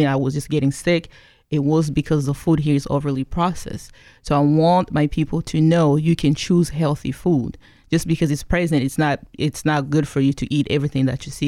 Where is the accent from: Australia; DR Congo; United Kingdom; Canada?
DR Congo; also born or lived in Kigali, Rwanda; now in Pacific Northwest, United States; I came here from the Congo, formerly known as Zaire, um, back in nineteen ninety-six